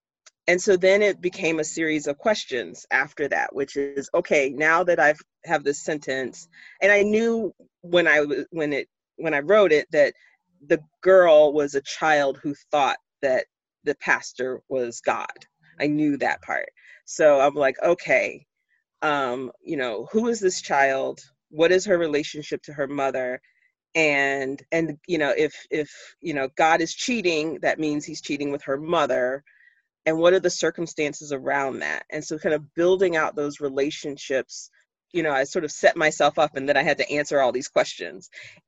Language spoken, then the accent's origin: English; Jacksonville, Florida, United States; now in Pittsburgh, United States; Yeah, that I was born and raised in Jacksonville, Florida. I still consider myself a Southerner. I've lived in Pittsburgh longer than I lived in Florida, and then Florida is still home.